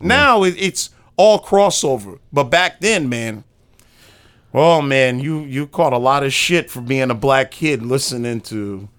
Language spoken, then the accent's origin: English; New York City, New York, United States; I'm from Brooklyn, New York.